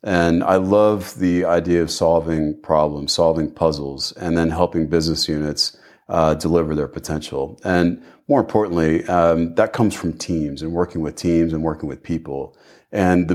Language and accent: English; Tulsa, Oklahoma, United States; moved away as an adult; also born or lived in Port Harcourt, Nigeria; I'm American by birth. So I was born in a town called Tulsa, Oklahoma, which is sort of in the middle of the country, a little bit to the south.